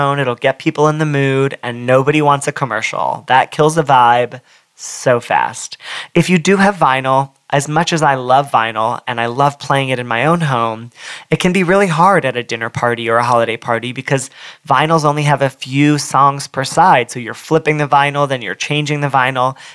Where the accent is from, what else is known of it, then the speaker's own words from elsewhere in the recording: Southern California, United States; I'm from Southern California